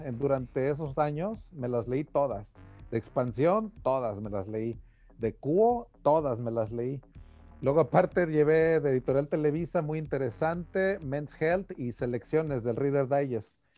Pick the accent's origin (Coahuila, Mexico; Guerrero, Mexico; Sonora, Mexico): Guerrero, Mexico; Taxco; moved away; ahí en mi ciudad natal había una imprenta